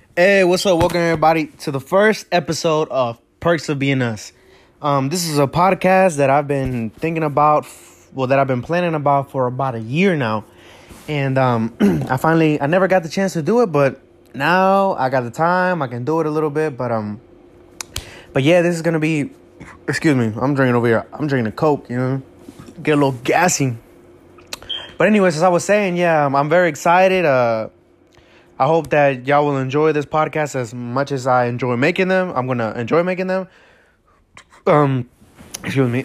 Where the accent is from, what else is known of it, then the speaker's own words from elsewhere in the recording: United States; also born or lived in Acapulco, Mexico; I came to the United States when I was about maybe six, six or seven